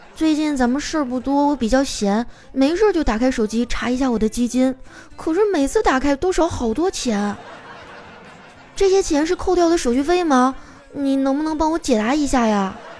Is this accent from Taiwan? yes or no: no; Northeast China, China; now in Shanghai, China; 身为一个东北人啊，我还是很喜欢我家乡的文化的